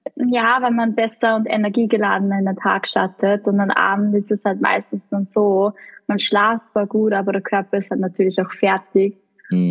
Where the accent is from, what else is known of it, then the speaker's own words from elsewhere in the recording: Kollerschlag, Upper Austria, Austria; accent: Austrian; moved away as an adult; now in Vienna, Austria; ich bin ursprünglich aus Oberösterreich. Das Aber das ist eh nahe. Also von dort, wo ich komme, also oberes Mühviertel, das ist die eh deutsche Grenze